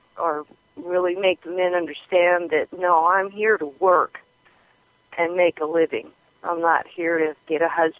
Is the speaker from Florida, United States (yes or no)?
no; Wyoming, United States; I grew up in Wyoming. I was born in 1956, and I grew up in Wyoming on a farm.